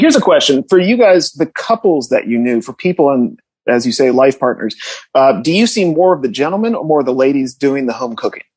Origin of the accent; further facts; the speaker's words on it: New England, United States; also born or lived in Connecticut / Chapel Hill, North Carolina; now in Los Angeles, United States; I grew up in New England